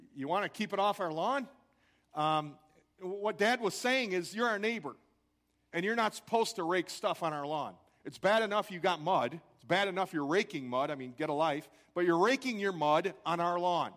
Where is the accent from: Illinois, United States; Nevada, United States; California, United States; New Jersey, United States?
Illinois, United States; Crystal Lake; I grew up in Crystal Lake, Illinois